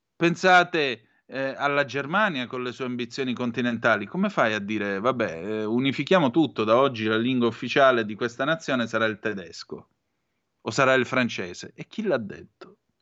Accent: Southern Italy, Italy; io sono un meridionale, non un terrone

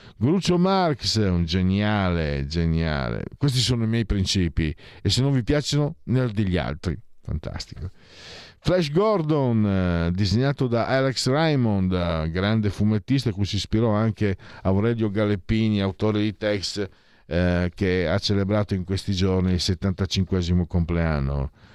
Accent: Friuli-Venezia Giulia, Italy

